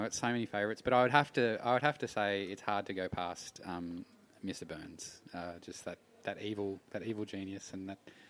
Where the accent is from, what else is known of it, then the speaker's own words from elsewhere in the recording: Canberra, Australian Capital Territory, Australia; Where I grew up in Canberra